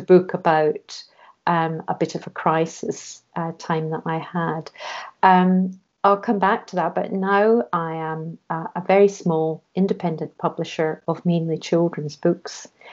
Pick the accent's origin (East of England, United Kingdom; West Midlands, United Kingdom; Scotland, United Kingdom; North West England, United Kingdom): Scotland, United Kingdom; moved away as an adult; also born or lived in London; I was brought up in Scotland